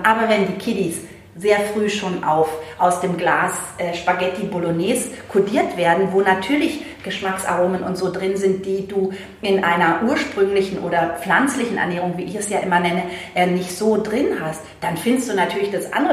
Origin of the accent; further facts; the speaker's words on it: Berlin, Germany; moved away; ich bin, äh, in Berlin aufgewachsen